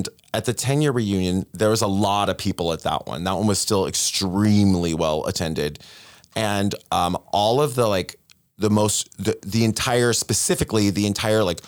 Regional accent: Ocala, Florida, United States; the Ocala is, like, on the come up. Like, you know, my hometown

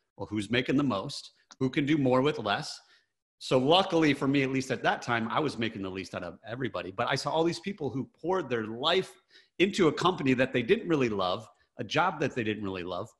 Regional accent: Michigan, United States; I grew up in Michigan, very blue collar

